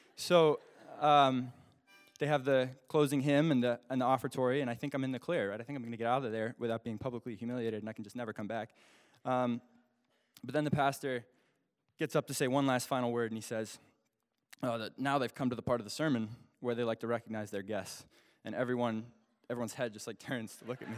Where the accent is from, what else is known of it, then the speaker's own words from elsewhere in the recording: Alaska, United States; I'm from Alaska